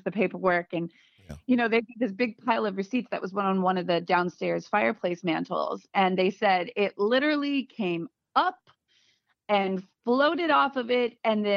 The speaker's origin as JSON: {"language": "English", "town": "Virginia Beach", "region": "Virginia", "country": "United States", "tie": "born or raised there", "also_born_or_lived": "Portsmouth, Virginia", "said": "we're from Virginia Beach"}